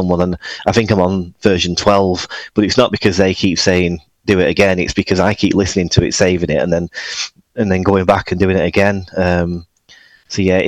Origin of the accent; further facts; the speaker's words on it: Oldham, North West England, United Kingdom; also born or lived in Manchester; I'm actually from Oldham, which is just north, about 10 miles